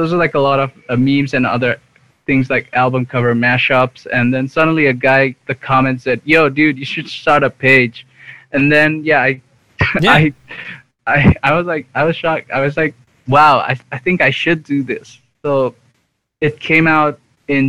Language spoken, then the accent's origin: English; Nepal; moved away as an adult; now in India; So I was born and raised in Nepal.